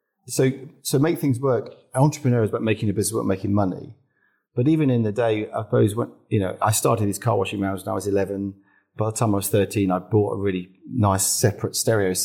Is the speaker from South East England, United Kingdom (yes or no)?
yes; Droxford, South East England, United Kingdom; moved away as an adult; also born or lived in Southport / Formby; I was brought up in Formby until I was seven and then moved down south to Hampshire at that age. So the Scouse was taken out of me